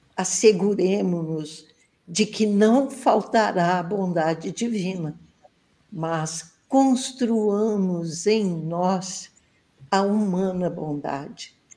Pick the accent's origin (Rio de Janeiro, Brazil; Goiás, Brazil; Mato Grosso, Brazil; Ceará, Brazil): Rio de Janeiro, Brazil; Barra Mansa; Aqui curtindo esse friozinho gostoso da minha terrinha e eu quero mandar um abraço bem apertado para os ouvintes da Rádio Brasil Espírita de Barra Mansa, onde eu estou